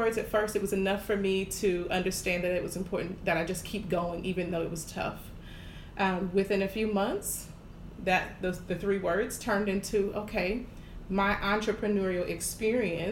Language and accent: English; Jacksonville, Florida, United States; moved away as an adult; now in Houston, United States; I'm from Jacksonville, Florida, born and raised, and I moved to Houston in 2016